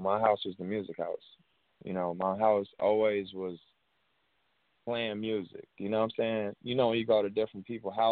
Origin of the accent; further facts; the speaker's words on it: Chicago, Illinois, United States; I'm from Chicago